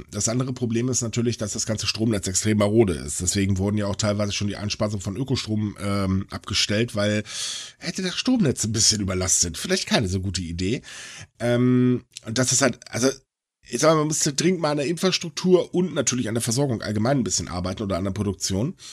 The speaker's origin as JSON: {"language": "German", "country": "Germany", "said": "bei uns in Deutschland sagen alle, es geht nicht."}